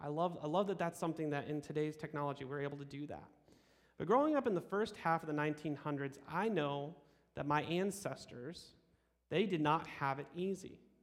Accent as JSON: {"language": "English", "town": "Geneseo", "region": "Illinois", "country": "United States", "tie": "born or raised there", "also_born_or_lived": "Sweden (ancestry)", "moved": "yes", "lives_now": "Fulton, United States", "said": "I grew up in Geneseo"}